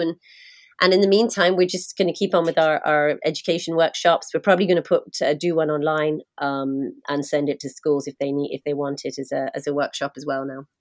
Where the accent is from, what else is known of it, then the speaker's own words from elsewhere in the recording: London, United Kingdom; now in Ireland; I'm from London